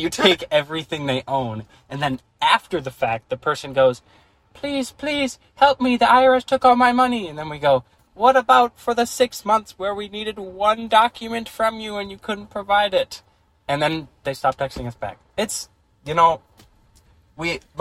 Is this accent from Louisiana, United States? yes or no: no; Minnesota, United States; we're from Minnesota